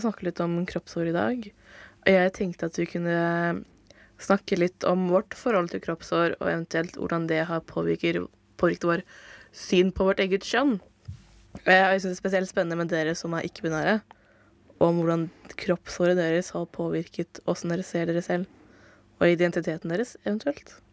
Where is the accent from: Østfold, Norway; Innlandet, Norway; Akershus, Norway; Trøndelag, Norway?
Østfold, Norway; Fredrikstad area; now in Oslo, Norway; jeg som også er fra Fredrikstad-området